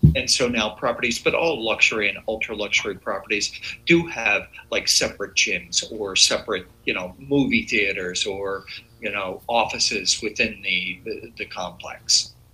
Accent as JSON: {"language": "English", "area": "outside Philadelphia", "region": "Pennsylvania", "country": "United States", "tie": "born or raised there", "said": "I was born outside Philadelphia"}